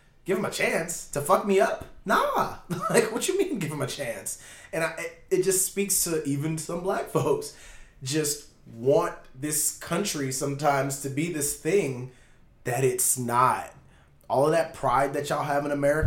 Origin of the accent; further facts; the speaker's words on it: Jamaica; I'm Jamaican